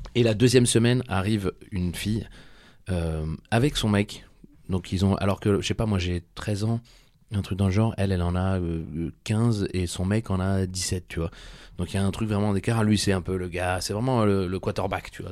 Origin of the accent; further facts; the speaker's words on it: southern France, France; je viens dans le sud de la France.